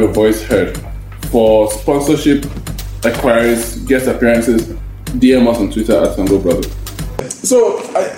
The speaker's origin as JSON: {"language": "English", "region": "Jigawa", "country": "Nigeria", "said": "I'm from Jigawa State"}